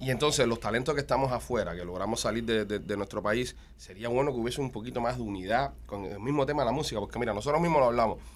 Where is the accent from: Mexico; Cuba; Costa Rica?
Cuba; moved away; Ya somos cubanos. La gente sabe que nosotros somos cubanos